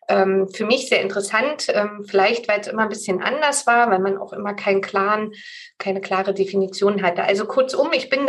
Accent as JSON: {"language": "German", "region": "Berlin", "country": "Germany", "tie": "born or raised there", "said": "ich wohne ja in Berlin und bin auch eine Berliner Pflanze, bin hier groß geworden"}